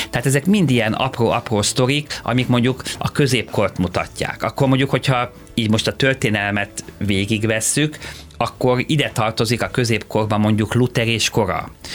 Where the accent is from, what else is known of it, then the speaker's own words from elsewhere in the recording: Hungary; képviselhetem magyarként, ö, Magyarországon. Ennek ugye nagyon sok előnye van, hogy én, én hazai, ö, ember vagyok